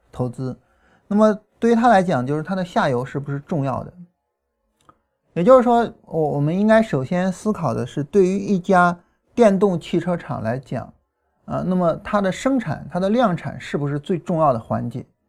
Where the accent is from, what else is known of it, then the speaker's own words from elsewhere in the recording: China; 我们中国人